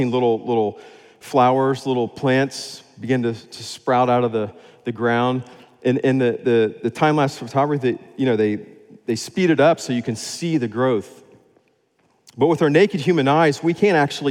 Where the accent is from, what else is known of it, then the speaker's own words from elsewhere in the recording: Florida, United States; moved away as an adult; also born or lived in West Africa (Sahel); I grew up in Florida